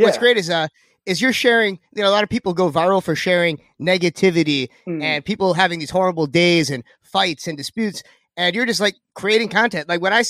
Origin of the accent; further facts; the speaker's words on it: Lindenhurst, New York, United States; born there; but in my defense, I was born in Lindenhurst. So I still